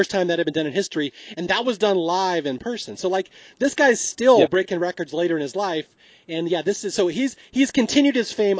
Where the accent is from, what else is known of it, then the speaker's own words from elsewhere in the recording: Bellevue, Washington, United States; I grew up in Bellevue, Washington, which is right next to it.